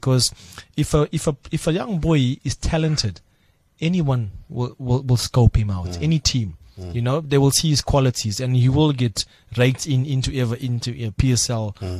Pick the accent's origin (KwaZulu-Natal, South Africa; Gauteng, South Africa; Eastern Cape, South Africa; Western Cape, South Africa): Western Cape, South Africa; Cape Town; So he would come to me and, hey, I'm South African and so on